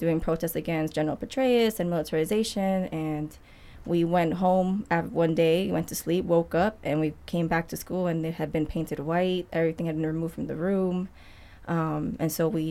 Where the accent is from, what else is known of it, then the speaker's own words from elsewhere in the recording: Queens, Long Island, New York, United States; moved away as an adult; also born or lived in Harlem, New York; now in Detroit, United States; So I was born in Queens and moved to Long Island, then moved to Harlem for 7 years for college, and then I moved here